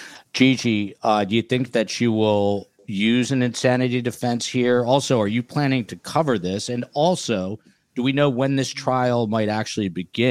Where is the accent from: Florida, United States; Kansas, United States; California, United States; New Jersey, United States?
New Jersey, United States; NJ Coolchick from my home state